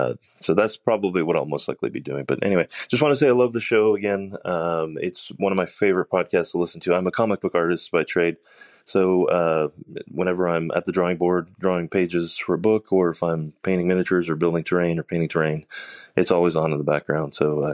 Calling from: Austin, Texas, United States; I'm calling from Austin, Texas.

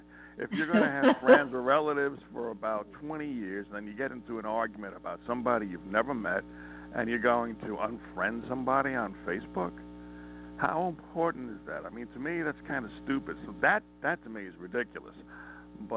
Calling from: Montana, United States

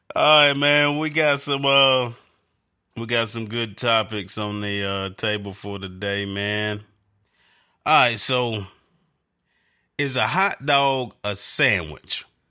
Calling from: North Carolina, United States; I'm calling from North Carolina

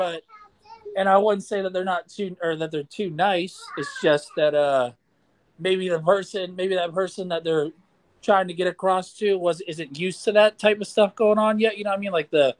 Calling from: Pennsylvania, United States; man. I'm from Pennsylvania.

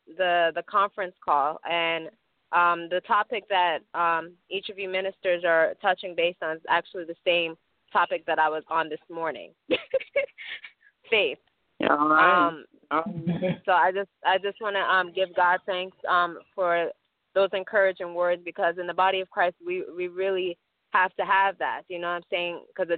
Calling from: South Florida, United States; I'm calling from South Florida.

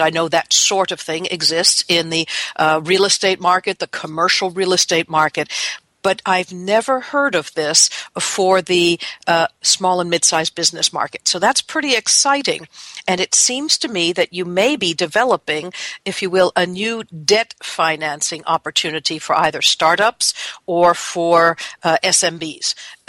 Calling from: Seattle, Washington, United States; I'm calling you from Seattle, Washington, where it's cool and cloudy

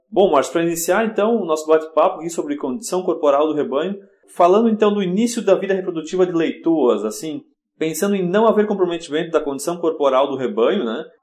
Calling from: Hendersonville, Tennessee, United States; Tô em Hendersonville, Tennessee hoje.

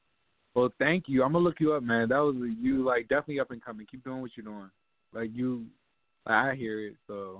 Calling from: Virginia, United States; I'm calling from VA.

